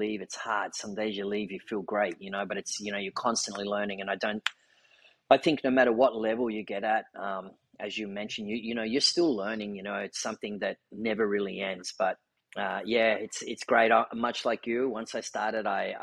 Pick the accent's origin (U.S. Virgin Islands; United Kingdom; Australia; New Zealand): Australia; growing up in Australia, I did a lot of surfing